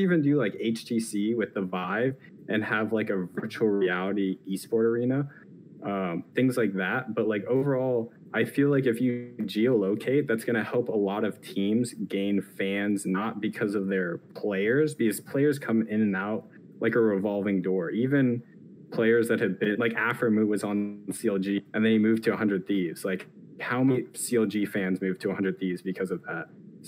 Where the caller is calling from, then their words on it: District of Columbia, United States; The D.C. area.